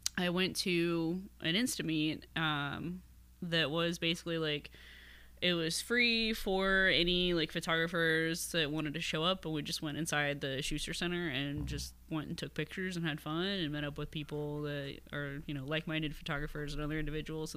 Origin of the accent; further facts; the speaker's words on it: Miamisburg, Ohio, United States; also born or lived in Dayton, Ohio / Bellbrook, Ohio; So I grew up mostly in Miamisburg, but I was born like in Dayton